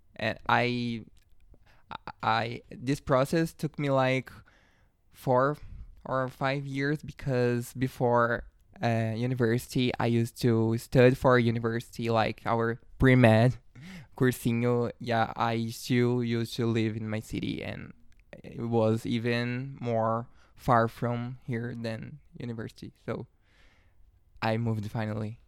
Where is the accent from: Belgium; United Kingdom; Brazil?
Brazil; a city near Sao Paulo, São Paulo; moved away as an adult; now in Sao Paulo, Brazil; My family is from a near city. It's like one hour and a half away from here. But I, I was born here in Sao Paulo. I grew up there